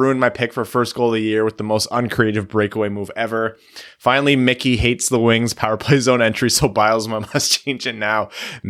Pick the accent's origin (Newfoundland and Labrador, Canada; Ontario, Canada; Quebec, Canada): Ontario, Canada; Windsor; These guys from Kitchener, I'm from Windsor.